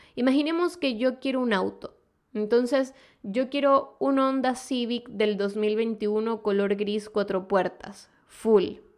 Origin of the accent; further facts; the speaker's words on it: Venezuela; moved away; ambas somos de Venezuela